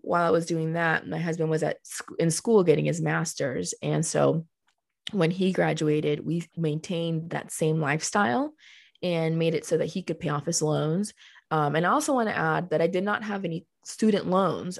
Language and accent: English; Colombia; moved away; also born or lived in Miami, Florida, United States; I was born in Miami and then I came back to Colombia with her because that's where she had family